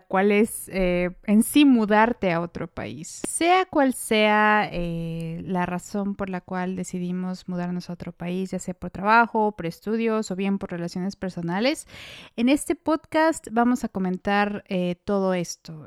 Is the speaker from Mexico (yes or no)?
yes; Mexico; moved away as an adult; now in Austria; soy mexicana, actualmente vivo en el bello país de Austria